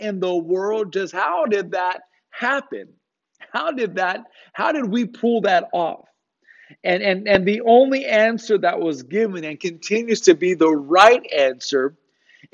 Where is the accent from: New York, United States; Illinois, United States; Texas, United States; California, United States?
California, United States; Riverside; moved away as an adult; also born or lived in Los Angeles; now in Hattiesburg, United States; That's where I'm from. I was born in Riverside, not too far from where you guys are